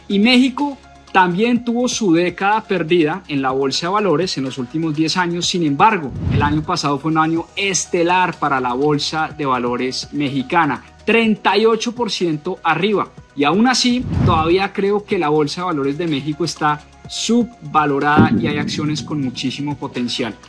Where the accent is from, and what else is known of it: Colombia